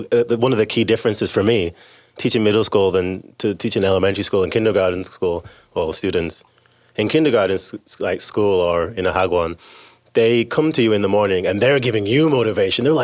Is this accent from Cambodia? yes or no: no; England, United Kingdom; now in United States; Well, I'm from England, although because I've been here so long, my accent has become somewhat diluted.